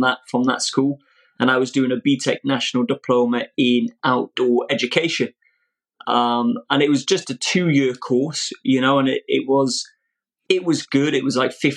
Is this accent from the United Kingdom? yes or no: yes; Old Colwyn, Wales, United Kingdom; I was raised in Old Colwyn